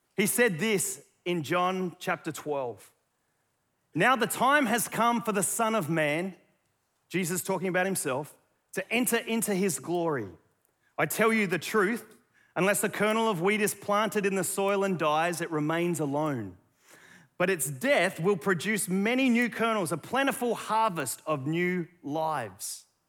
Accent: Australia; accent: Aussie; my Aussie accent

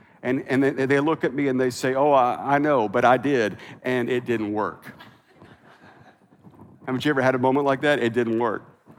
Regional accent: Midwest, United States; also born or lived in South; now in California, United States; Now listen, I'm from the Midwest. I lived in the South.

